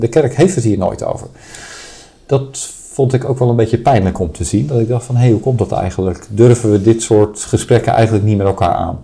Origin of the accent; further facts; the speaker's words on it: Netherlands; ik ben afkomstig uit Nederland